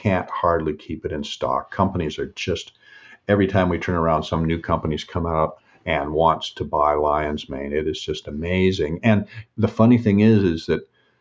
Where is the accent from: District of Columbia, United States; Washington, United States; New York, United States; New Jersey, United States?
Washington, United States; Seattle; I was born and raised in Washington State, grew up in Seattle